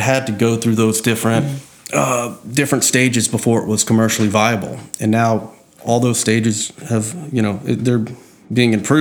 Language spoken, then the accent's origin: English; Slidell, Louisiana, United States; I grew up in Slidell